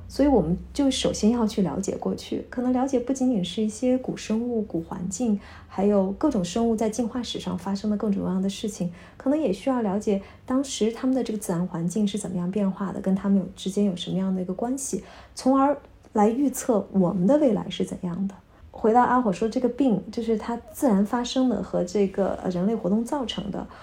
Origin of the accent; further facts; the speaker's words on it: China; moved away as an adult; now in Vienna, Austria; 从小在，咱们在国内长大的孩子